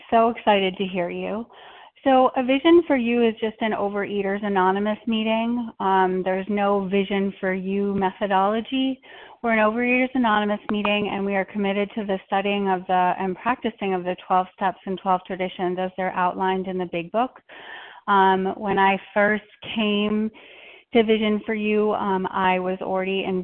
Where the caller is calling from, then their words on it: Minnesota, United States; um, I'm calling from Minnesota. We're at a convention